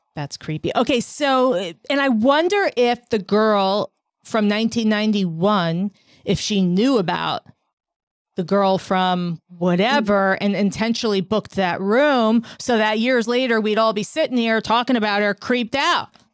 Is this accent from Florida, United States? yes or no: no; New York City, New York, United States; I'm a New Yorker